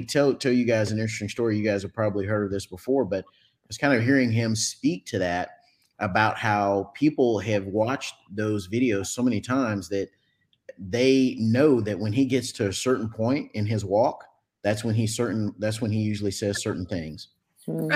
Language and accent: English; Dallas, Texas, United States; I'm from Texas, folks, Dallas-Fort Worth, Texas, Metroplex area.